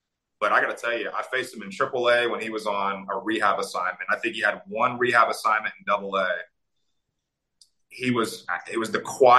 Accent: Louisville, Kentucky, United States; I grew up in Louisville, Kentucky

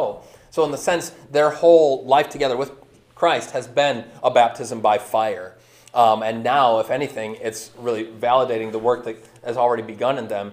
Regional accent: Lake Orion, Michigan, United States; when I was growing up in Lake Orion

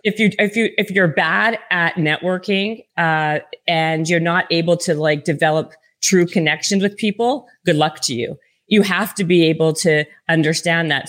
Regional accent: Canada; I'm from Canada.

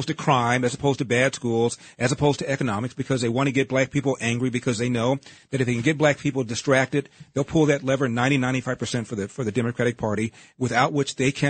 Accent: Los Angeles, California, United States; I was born in Los Angeles

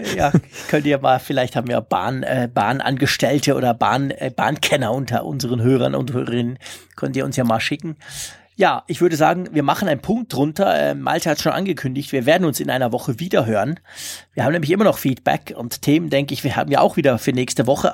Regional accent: Switzerland; für mich als Schweizer

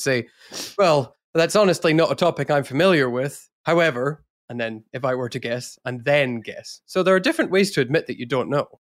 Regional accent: Scotland, United Kingdom; I'm Scottish

